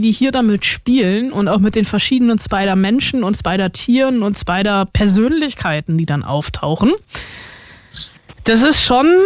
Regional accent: Brandenburg, Germany; ich bin in Brandenburg groß geworden.

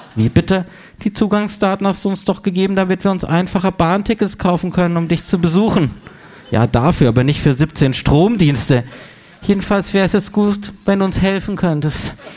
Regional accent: Freiburg, Baden-Württemberg, Germany; moved away; aus meiner Heimatstadt Freiburg

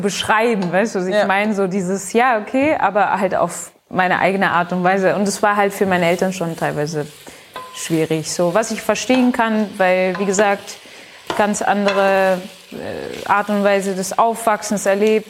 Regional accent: Pforzheim, Baden-Württemberg, Germany; moved away as an adult; now in Berlin, Germany; ich bin in Pforzheim aufgewachsen und geboren.

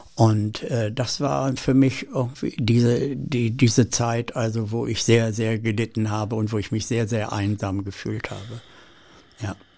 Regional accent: Seelze, Lower Saxony, Germany; also born or lived in Hettershausen, Göttingen district; wir sind dann von dort aus äh, zu meinem Großvater nach Letter bei Hannover gekommen

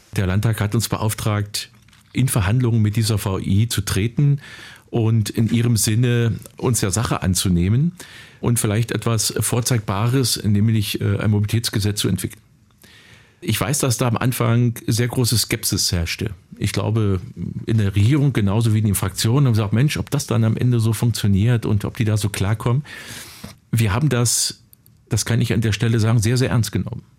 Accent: Finsterwalde, Brandenburg, Germany; In meiner Heimatstadt Finsterwalde

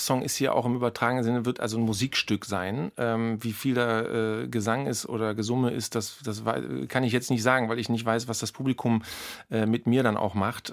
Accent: Berlin, Germany; als Berliner

